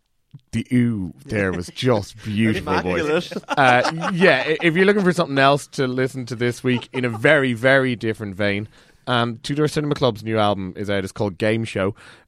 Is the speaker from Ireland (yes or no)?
yes; Cork, Munster, Ireland; I'm from Cork